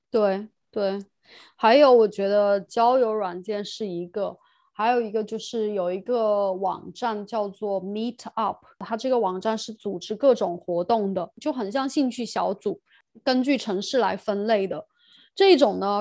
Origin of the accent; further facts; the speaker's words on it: China; moved away as an adult; now in United Kingdom; 我是中国人